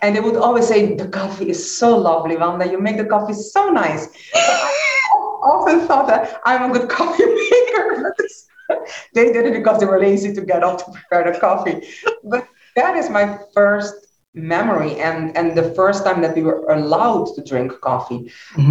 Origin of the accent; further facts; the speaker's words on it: Aruba; also born or lived in Netherlands; I was born in Holland. I grew up in Aruba.